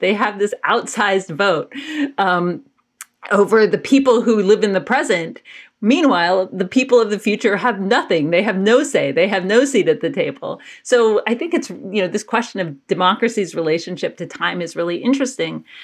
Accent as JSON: {"language": "English", "town": "Athens", "region": "Georgia", "country": "United States", "tie": "born or raised there", "said": "I grew up in Athens, Georgia"}